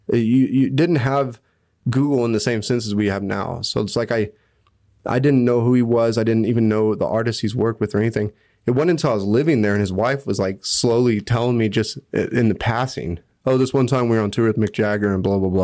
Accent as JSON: {"language": "English", "town": "Hutchinson", "region": "Kansas", "country": "United States", "tie": "born or raised there", "moved": "as an adult", "lives_now": "Bern, Switzerland", "said": "I loved growing up in Hutch"}